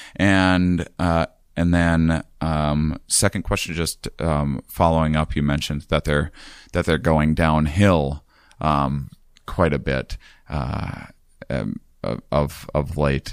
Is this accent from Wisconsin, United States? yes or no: yes; Wisconsin, United States; also born or lived in Portland area; now in Portland, United States; I'm from Wisconsin, so I have areas around there I can, I can visit my family